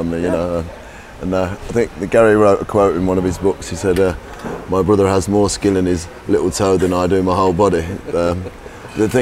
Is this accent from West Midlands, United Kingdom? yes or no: no; Leicester, East Midlands, United Kingdom; I was born in Leicester, born and raised in Leicester